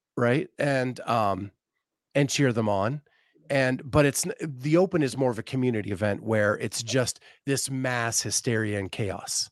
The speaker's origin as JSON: {"language": "English", "region": "Pennsylvania", "country": "United States", "tie": "born or raised there", "said": "I grew up in Pennsylvania"}